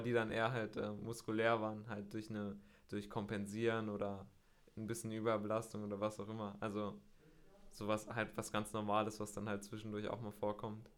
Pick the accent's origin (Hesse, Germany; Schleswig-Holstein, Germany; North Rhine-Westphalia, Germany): North Rhine-Westphalia, Germany; Bielefeld; Ich komme aus äh, Bielefeld in, in Nordrhein-Westfalen